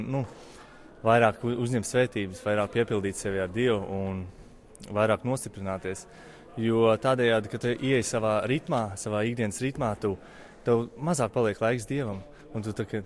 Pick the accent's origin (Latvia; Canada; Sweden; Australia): Latvia; es arī esmu no Elīze. Elīze ir tālu no Dobeles apmēram 40 km attālumā.